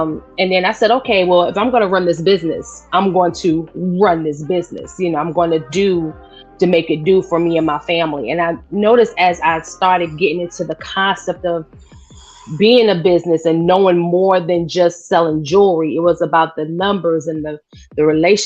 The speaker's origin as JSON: {"language": "English", "town": "New York City", "region": "New York", "country": "United States", "tie": "born or raised there", "accent": "New York", "moved": "yes", "lives_now": "North Carolina, United States", "said": "I'm originally from Brooklyn, New York, born and raised. I'm a Brooklyn girl"}